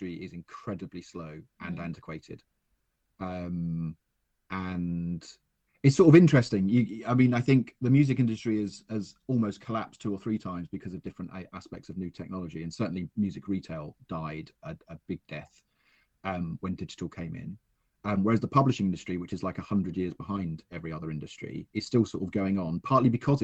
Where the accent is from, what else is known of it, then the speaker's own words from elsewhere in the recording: Southend-on-Sea, East of England, United Kingdom; also born or lived in Canvey Island / Chalkwell; I grew up in Southeast Essex, Southend, Westcliff, you know, all that sort of stuff, and Canvey Island is off the coast there